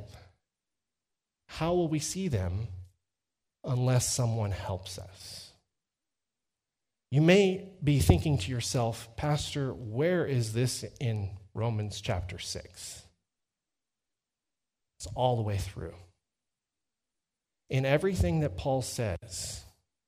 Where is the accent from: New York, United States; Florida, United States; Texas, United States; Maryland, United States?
Texas, United States; accent: Texas twang; I'm from Texas, because I can translate using my Texas twang